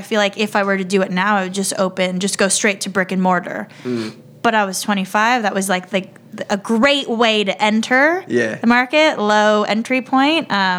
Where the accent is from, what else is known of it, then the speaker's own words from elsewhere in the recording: Los Angeles, California, United States; Gotta love my hometown.